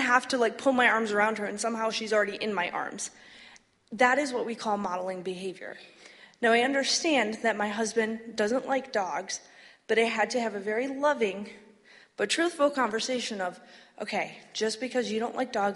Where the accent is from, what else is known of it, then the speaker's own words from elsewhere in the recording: Flint, Michigan, United States; I grew up in Flint